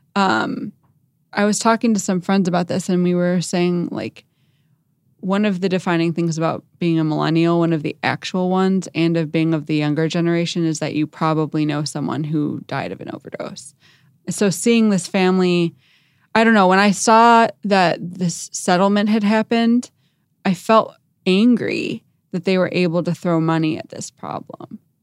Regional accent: Chicago, Illinois, United States; I'm from Chicago

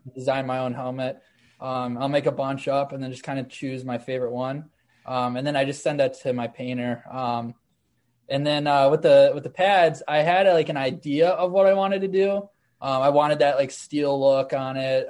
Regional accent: Amherst, New York, United States; a team called the Amherst Knights, which is like my hometown team

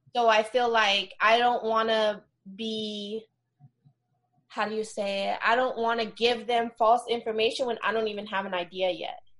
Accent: the Bay Area, Northern California, United States; moved away as an adult; now in Los Angeles, United States; I'm originally from the Bay, which is in Northern California. I moved to LA about five years ago

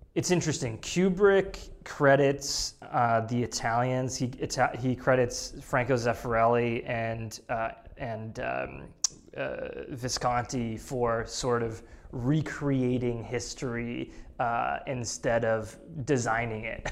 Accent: New England, United States; growing up in New England

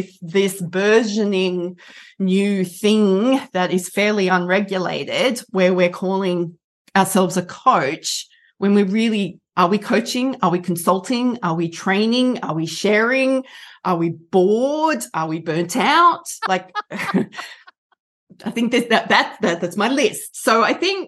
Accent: Australia; I'm an Australian, which is why I sound like this.

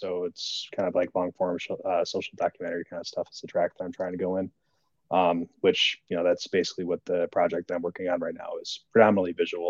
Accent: Northwest Iowa, United States; I was originally born and raised on a small family farm up in Northwest Iowa.

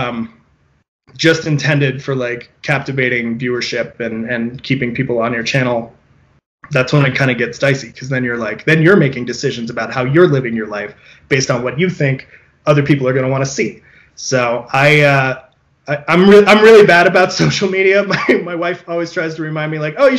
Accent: California, United States; a Californian

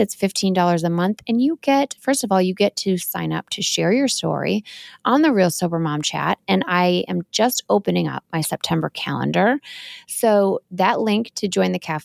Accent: Wisconsin, United States; born or raised there

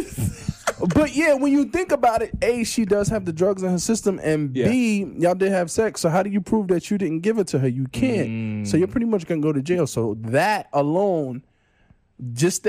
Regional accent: New York, United States; I'm from New York

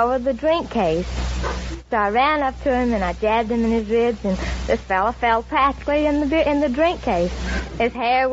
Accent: Pine Bluff, Arkansas, United States; Pine Bluff, Arkansas

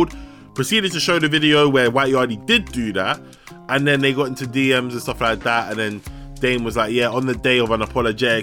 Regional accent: London, United Kingdom; I was born in West London

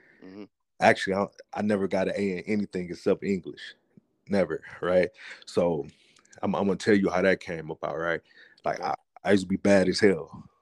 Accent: Flint, Michigan, United States; I'm 38, and I'm from Flint, Michigan. Born and raised Flint, Michigan.

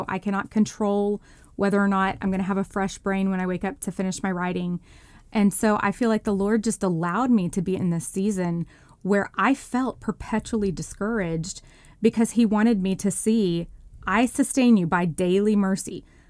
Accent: Texas, United States; now in mid-Atlantic, United States; church life is just totally different than the world that I grew up in Texas in the Bible Belt.

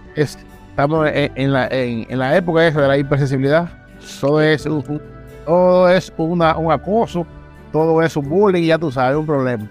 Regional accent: Santo Domingo Este, Distrito Nacional, Dominican Republic; yo nací eh, en Villa Duarte

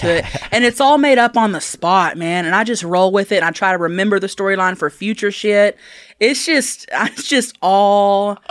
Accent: Thackerville, Oklahoma, United States; Thackerville, Oklahoma.

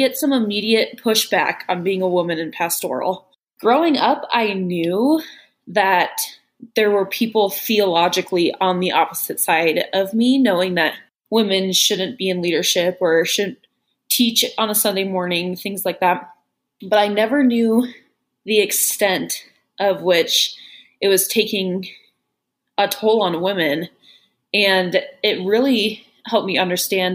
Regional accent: Salt Lake City, Utah, United States; moved away as an adult; now in Chicago, United States; I am from Salt Lake City, Utah, but now I live in Chicago

